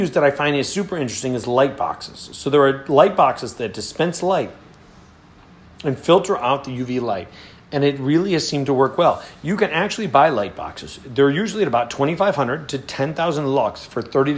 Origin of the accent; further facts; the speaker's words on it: Rochester, New York, United States; So Rochester, where I grew up